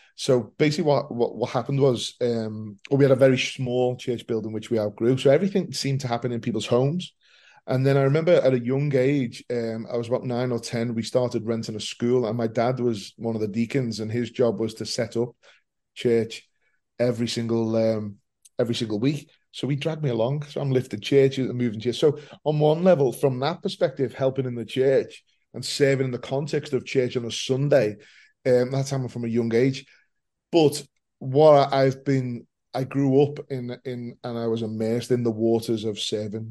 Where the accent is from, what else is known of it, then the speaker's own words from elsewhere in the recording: Liverpool, North West England, United Kingdom; I'm born and bred in Liverpool.